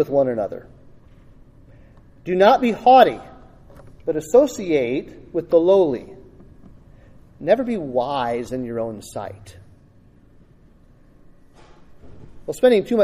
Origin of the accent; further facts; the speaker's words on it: United States; I am an American